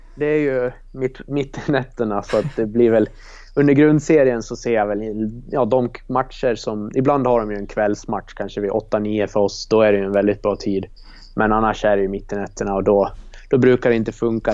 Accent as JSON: {"language": "Swedish", "town": "Leksand", "region": "Dalarna County", "country": "Sweden", "tie": "born or raised there", "said": "det var där jag gick skola från ja, förskolan till, till högstadiet då, tills man bytte till Samisdal för att gå hockeyklass. Så att jag har ju gått grundskolan där och det är väl ja, där jag växte upp"}